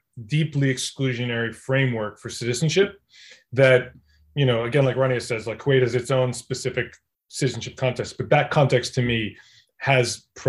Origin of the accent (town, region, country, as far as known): United States